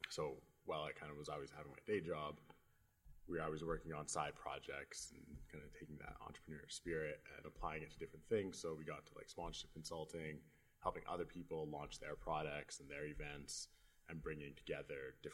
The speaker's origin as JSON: {"language": "English", "town": "Edmonton", "region": "Alberta", "country": "Canada", "tie": "born or raised there", "said": "Uh, I was born and raised in Edmonton."}